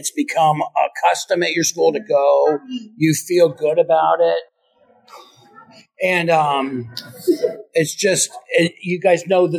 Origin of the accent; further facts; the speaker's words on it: Florida, United States; moved away; I'm from Florida, so I know all about Florida summers and thunderstorms